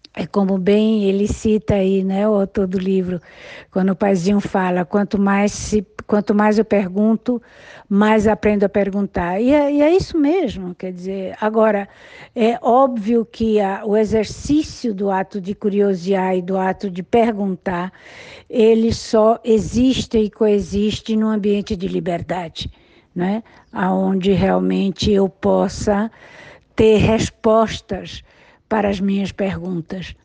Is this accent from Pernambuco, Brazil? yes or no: yes; Recife, Pernambuco, Brazil; A minha infância foi toda no Recife